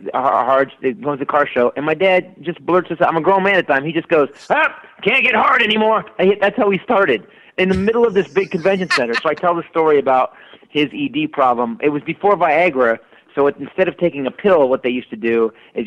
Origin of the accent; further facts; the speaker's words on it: Northern California, United States; also born or lived in Detroit; Northern California originally. My mom kidnapped me and sent me to live in Detroit for like 3 years